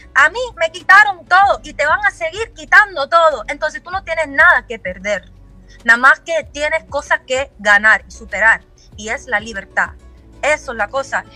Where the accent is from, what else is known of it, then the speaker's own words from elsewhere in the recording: Miami, Florida, United States; yo no soy de Palm Beach, yo soy de Miami